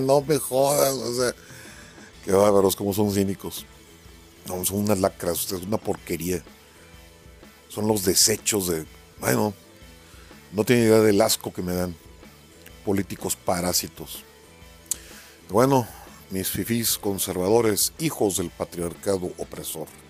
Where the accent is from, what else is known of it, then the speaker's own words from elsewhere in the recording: Mexico; aquí hay mexicanos